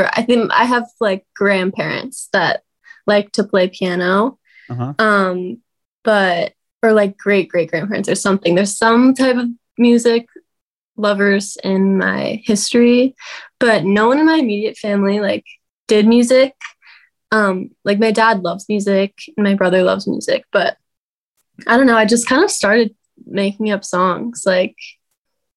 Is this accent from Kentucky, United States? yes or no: no; Tustin, California, United States; born or raised there